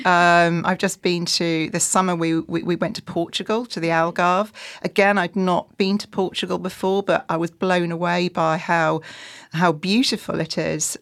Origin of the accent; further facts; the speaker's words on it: just outside York, Yorkshire and the Humber, United Kingdom; I am from Yorkshire, um, just outside York